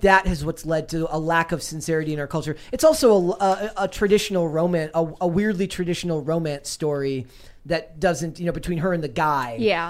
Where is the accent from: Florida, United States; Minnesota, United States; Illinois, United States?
Minnesota, United States; Being a Minnesotan, you grow up with ….